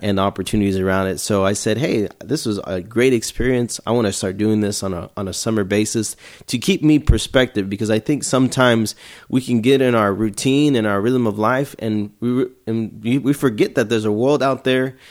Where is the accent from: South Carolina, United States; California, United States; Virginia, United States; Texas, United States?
Texas, United States; Houston; I'm from Houston, Texas